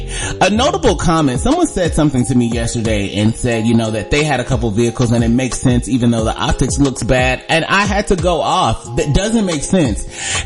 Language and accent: English; Atlanta, Georgia, United States; I'm from the Chick-fil-A capital of the world, okay? Atlanta, Georgia.